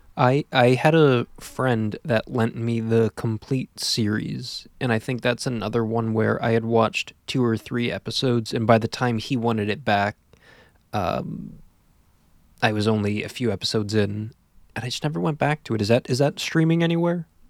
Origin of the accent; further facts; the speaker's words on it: Pennsylvania, United States; being from Pennsylvania